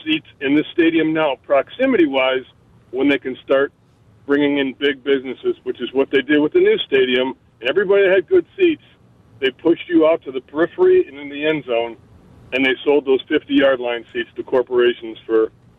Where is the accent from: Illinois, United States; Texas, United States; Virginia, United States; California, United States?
Illinois, United States; Arlington Heights; I grew up in Arlington Heights, lived there for 25 years, 5 minutes – from Arlington Park Racetrack